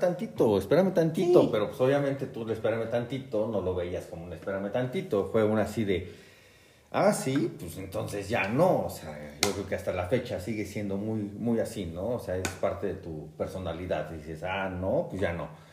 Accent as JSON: {"language": "Spanish", "region": "Mexico City", "country": "Mexico", "said": "soy de la Ciudad de México"}